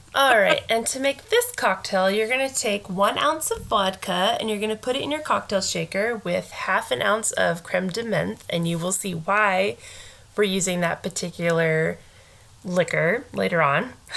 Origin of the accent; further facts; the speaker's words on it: Fresno, California, United States; we both graduated from high school in Fresno